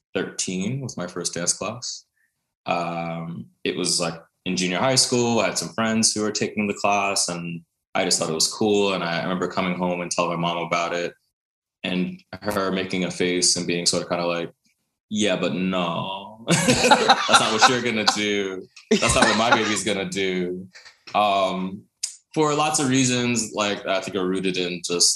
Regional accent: New York City, New York, United States; I was born in New York City, raised in Brooklyn

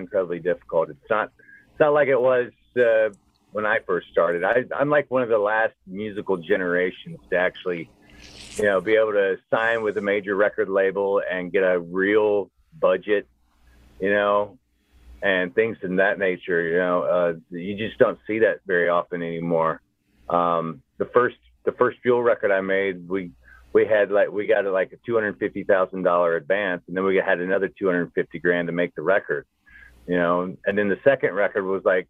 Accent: Brownsville, Tennessee, United States; Originally, I grew up outside of Memphis in a town called Brownsville. Tiny town, cotton fields and soybeans.

